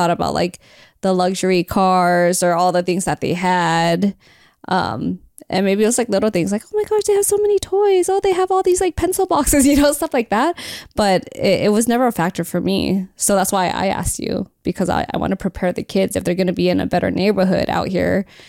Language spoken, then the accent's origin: English; El Monte, California, United States; I grew up in El Monte. I like literally have been growing up in the hood my whole life.